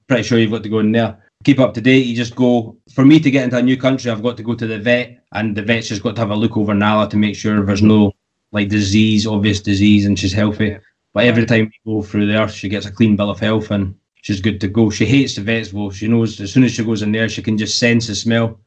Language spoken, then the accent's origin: English; United Kingdom; the UK, my home country